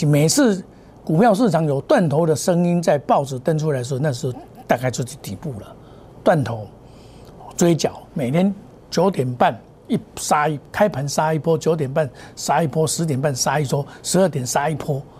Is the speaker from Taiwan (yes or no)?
yes; Taiwan; 所以我们台湾人的自助能力很强